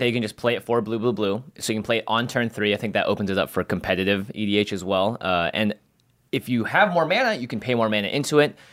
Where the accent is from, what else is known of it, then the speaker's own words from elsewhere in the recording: Seattle, Washington, United States; moved away; it is my hometown